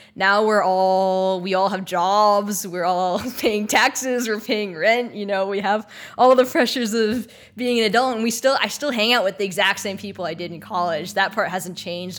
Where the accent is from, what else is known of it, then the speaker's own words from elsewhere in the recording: Texas, United States; moved away as an adult; also born or lived in Maryland; now in Los Angeles, United States; I'm from Texas